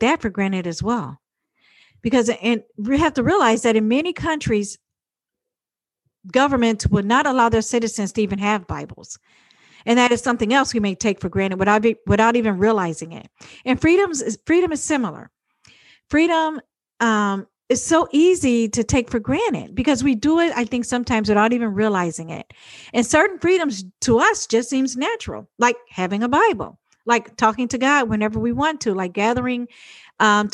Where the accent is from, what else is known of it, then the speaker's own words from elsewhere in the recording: United States; I'm an American